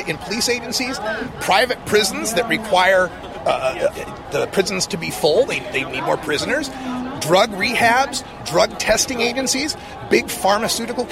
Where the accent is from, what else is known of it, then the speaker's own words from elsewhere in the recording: Portland, Oregon, United States; I'm from Portland, Oregon